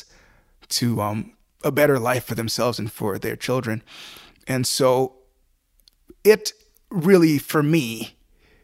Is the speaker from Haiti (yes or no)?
yes; Haiti; now in Buffalo, United States; I grew up in Haiti